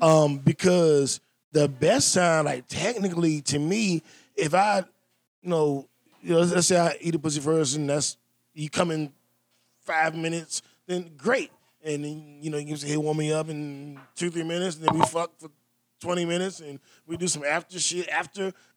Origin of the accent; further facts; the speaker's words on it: Washington, District of Columbia, United States; accent: DC; My DC accent